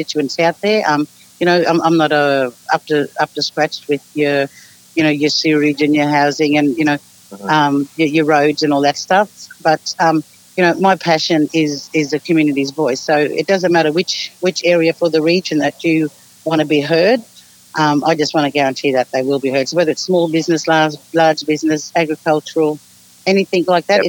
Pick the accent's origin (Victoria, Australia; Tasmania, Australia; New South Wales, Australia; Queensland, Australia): Queensland, Australia; Charleville; moved away as an adult; also born or lived in Cunnamulla; now in Toowoomba, Australia; I was born in Cunnamulla but lived all my life in Charleville.